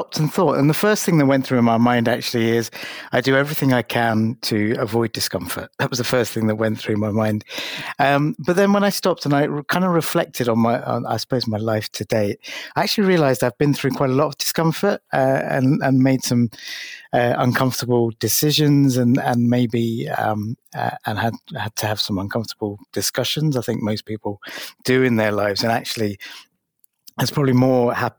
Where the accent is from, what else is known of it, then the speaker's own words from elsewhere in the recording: London, United Kingdom; being an Asian kid growing up in London at the height of the National Front and the BNP